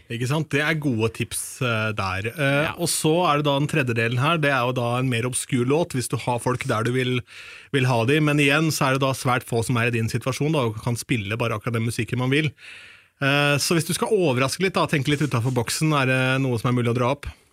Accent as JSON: {"language": "Norwegian", "region": "Østfold", "country": "Norway", "said": "innen Østfold, der jeg kommer fra"}